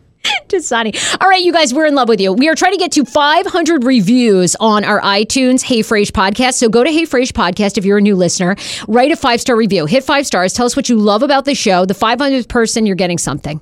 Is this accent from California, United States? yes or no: no; Maine, United States; I'm a Poland Springs girl 'cause I'm from Maine